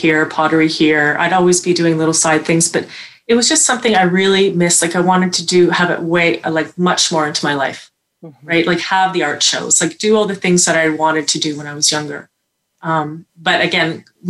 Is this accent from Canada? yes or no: yes; Toronto, Ontario, Canada; I grew up in the Bluffs, so I had kind of a forest behind me.